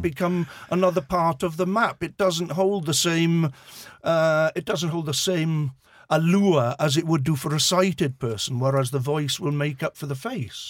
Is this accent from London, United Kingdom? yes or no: no; Swansea, Wales, United Kingdom; accent: Swansea; I was born and bred in Swansea